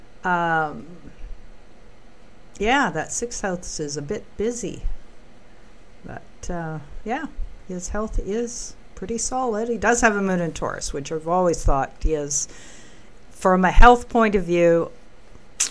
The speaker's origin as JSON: {"language": "English", "country": "Canada", "said": "I say that as a Canadian"}